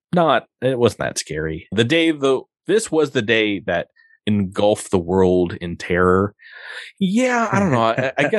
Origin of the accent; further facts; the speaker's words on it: New York, United States; where I grew up in New York